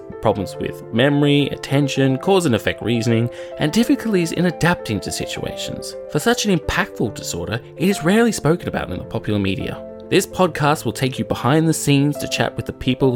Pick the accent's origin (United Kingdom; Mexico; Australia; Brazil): Australia; me being Australian